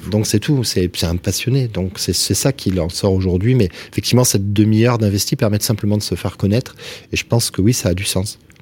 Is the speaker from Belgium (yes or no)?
no; Toulouse, Occitania, France; comme on dit chez nous à Toulouse